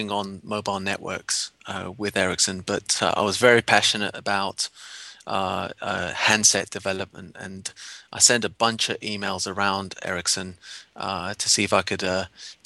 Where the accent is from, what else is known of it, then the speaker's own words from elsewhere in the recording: London, United Kingdom; moved away as an adult; now in San Francisco, United States; I grew up in London. It's my hometown.